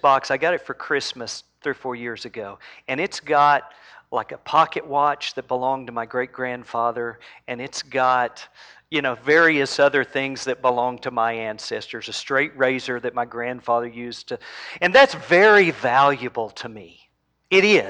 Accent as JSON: {"language": "English", "region": "Oklahoma", "country": "United States", "tie": "born or raised there", "said": "I was raised in Oklahoma."}